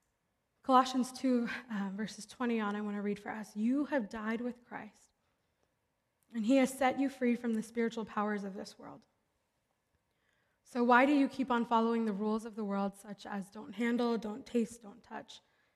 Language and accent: English; Philadelphia, Pennsylvania, United States; I grew up in Philly, and so we do a Philly stop.